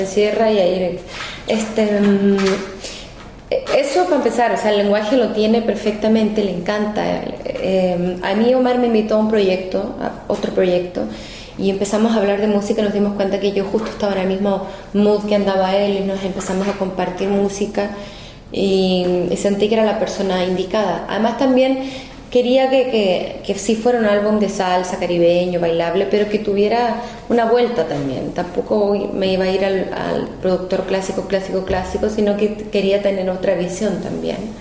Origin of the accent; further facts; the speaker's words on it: Viña del Mar, Valparaíso, Chile; accent: Chilean; moved away as an adult; now in Mexico; mi acento, aún mantengo eh, mi acento chileno eh, viví hasta los 23 años en Chile, entonces me siento muy, eh, muy de, más que nada de Viña del Mar, de Valparaíso, que es mi región, eh, que es donde crecí.